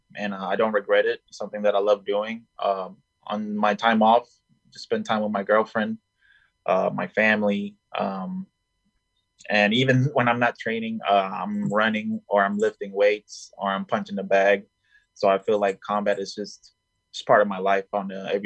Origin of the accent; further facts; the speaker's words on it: Colombia; now in United States; I was born in Colombia at first